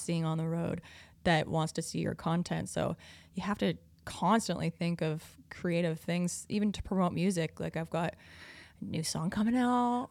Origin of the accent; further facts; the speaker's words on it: Prince Edward Island, Canada; moved away; I'm from Prince Edward Island, which is a very small island